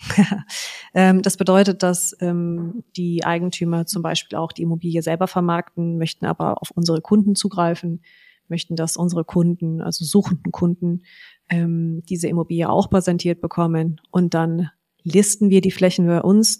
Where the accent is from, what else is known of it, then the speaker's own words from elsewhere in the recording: Frankfurt am Main, Hesse, Germany; Meine Eltern hatten jahrelang einen ähm, riesigen Maklerbetrieb in Frankfurt am Main ähm, mit 30 Maklern und fünf Fachabteilungen